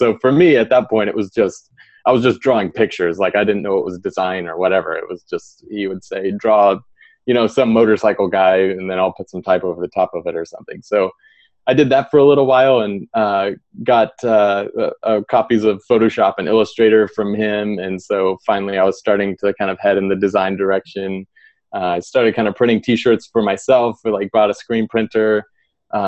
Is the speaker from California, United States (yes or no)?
no; Pryor, Oklahoma, United States; I grew up in Oklahoma in a little small town called Pryor